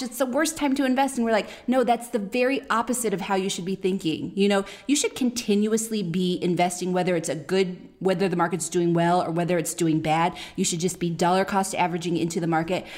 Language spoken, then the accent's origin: English; Oakland, California, United States; moved away; We're from the, we're from Oakland